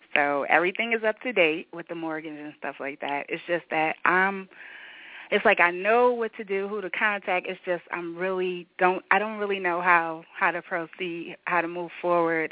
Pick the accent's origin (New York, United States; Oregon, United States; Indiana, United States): New York, United States; now in Atlanta, United States; I'm originally from New York and I'm out here in Atlanta